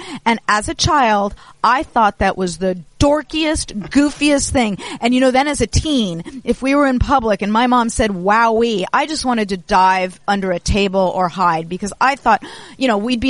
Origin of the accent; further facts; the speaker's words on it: Los Angeles, California, United States; I grew up in Los Angeles.